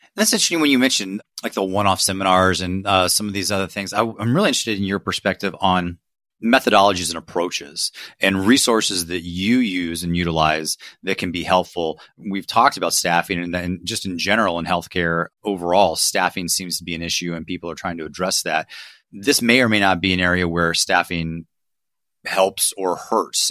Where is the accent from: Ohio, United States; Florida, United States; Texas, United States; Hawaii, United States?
Ohio, United States; I'm from Ohio